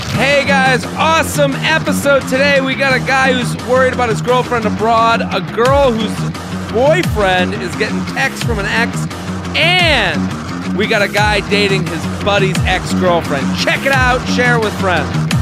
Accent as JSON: {"language": "English", "town": "Boston", "region": "Massachusetts", "country": "United States", "tie": "born or raised there", "moved": "yes", "said": "So that is my hometown"}